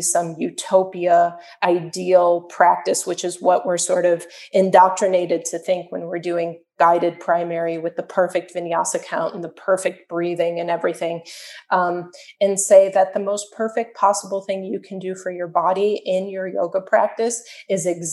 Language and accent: English; Chicago, Illinois, United States; now in Miami, United States; I'm from Chicago. I'm from a very, very cold place.